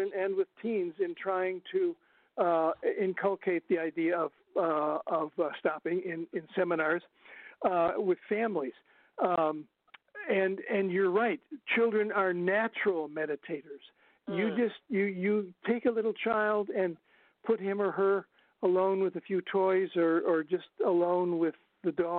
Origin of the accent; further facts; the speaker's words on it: northern Ohio, United States; moved away; I'm from Ohio originally, and in northern Ohio